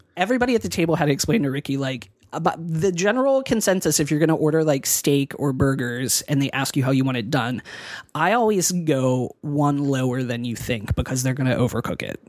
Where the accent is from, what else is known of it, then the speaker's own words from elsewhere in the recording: Pennsylvania, United States; moved away; I'm from Pennsylvania, and so, like, winters are shitty there